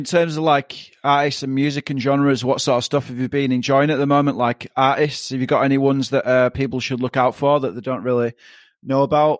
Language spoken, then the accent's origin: English; Leeds, Yorkshire and the Humber, United Kingdom; moved away as an adult; now in Melbourne, Australia; when I first came over here back in like 2012, it's completely different because I'm from Leeds